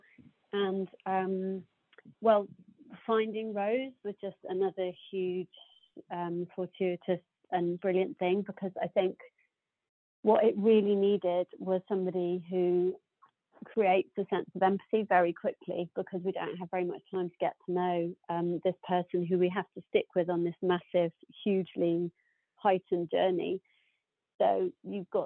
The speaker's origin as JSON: {"language": "English", "country": "United Kingdom", "said": "being quite British"}